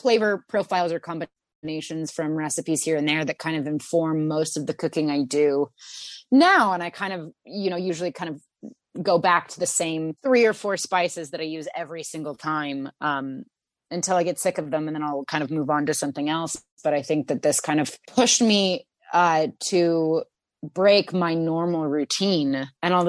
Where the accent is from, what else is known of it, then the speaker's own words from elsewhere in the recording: Santa Cruz, California, United States; In my hometown, Santa Cruz, there is a store called the Olive Oil Connection